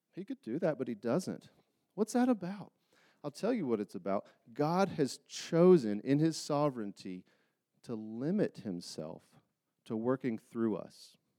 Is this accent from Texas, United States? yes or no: no; Charlotte, North Carolina, United States; moved away as an adult; now in Utah, United States; I grew up in Charlotte, North Carolina